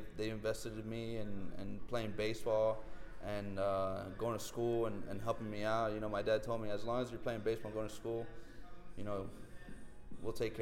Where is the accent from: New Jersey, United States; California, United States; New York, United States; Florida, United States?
Florida, United States; Miami; staying home and playing for my hometown.